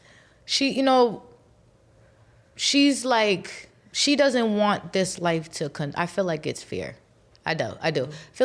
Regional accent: East Coast, United States; we're both from the East Coast

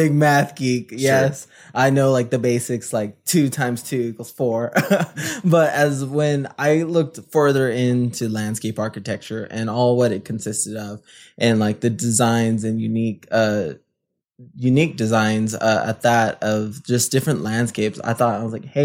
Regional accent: San Antonio, Texas, United States; moved away as an adult; now in Lubbock, United States; I am originally from San Antonio, Texas.

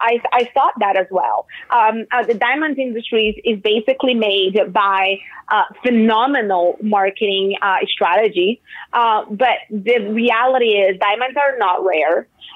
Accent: Brazil; So I'm from Brazil, right?

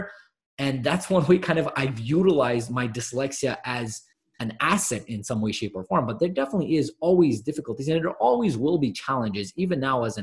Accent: Montreal, Quebec, Canada; I'm actually from Montreal, Canada

